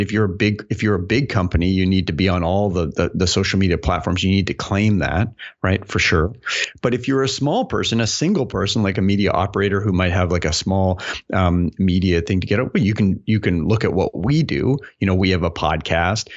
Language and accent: English; Canada; now in United States; being a Canadian here